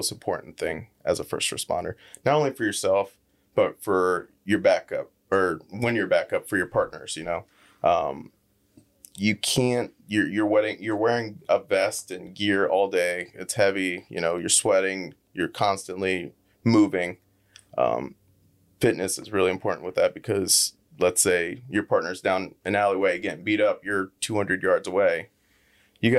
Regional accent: Lee County, Florida, United States; born and raised here. Never moved out of Lee County.

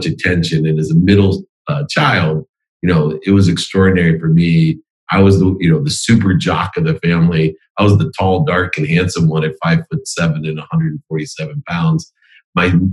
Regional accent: Akron, Ohio, United States; I was born in Akron, Ohio

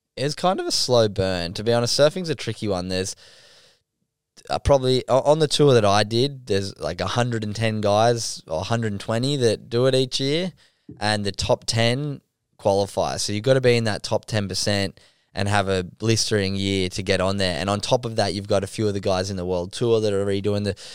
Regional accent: Sydney, New South Wales, Australia; I grew up in North Narrabeen down on Sydney's northern beaches

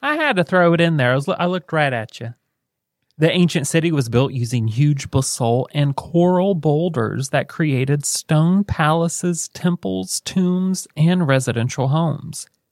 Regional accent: United States; we're American

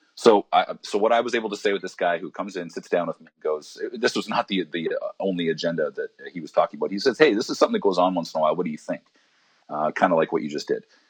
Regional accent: Alberta, Canada; now in Vancouver, Canada; I grew up in Alberta

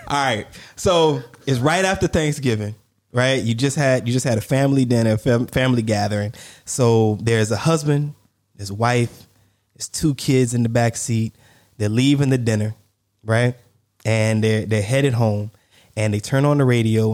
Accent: United States

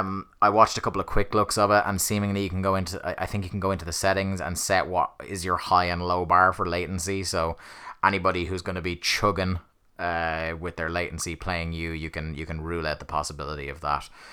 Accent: Ireland; I support an English football team and I'm Irish, but there is a long tradition of, you know, supporting English football teams over here in Ireland

